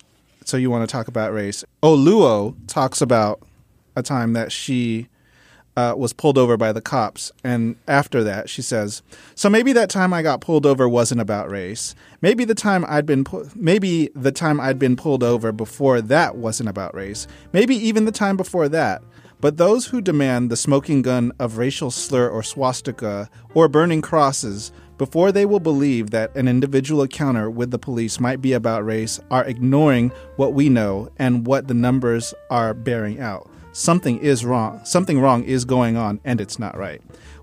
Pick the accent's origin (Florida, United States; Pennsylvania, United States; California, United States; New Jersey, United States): California, United States; San Diego; also born or lived in Mississippi / Memphis / New York; I grew up in San Diego, and I often – you know, when people – if someone on Grindr asks me, where are you from, it's a whole timeline.